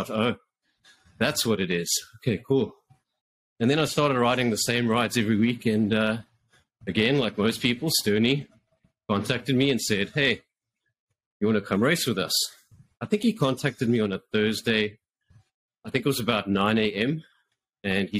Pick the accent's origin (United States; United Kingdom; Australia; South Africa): South Africa; moved away as an adult; now in Canada; I'm actually from South Africa originally. Moved to Canada in 2016.